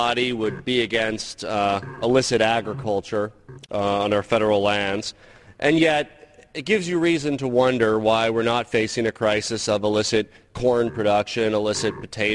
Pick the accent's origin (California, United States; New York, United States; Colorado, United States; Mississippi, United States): Colorado, United States; My home state of Colorado